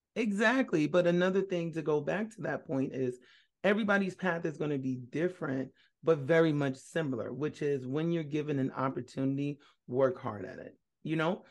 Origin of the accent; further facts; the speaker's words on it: North Carolina, United States; also born or lived in Brooklyn, New York; living in North Carolina? That's where I grew up.